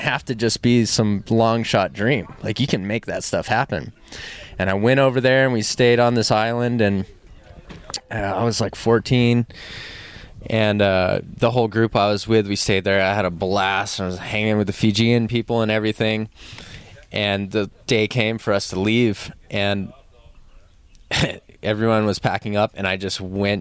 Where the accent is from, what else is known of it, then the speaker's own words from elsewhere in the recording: Oahu, Hawaii, United States; I'm born and raised on Oahu